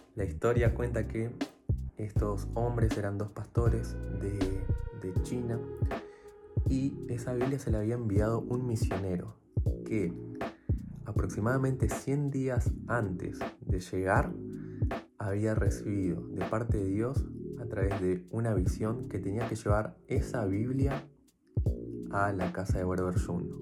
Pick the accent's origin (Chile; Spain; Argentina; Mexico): Argentina; Buenos Aires; soy de Buenos Aires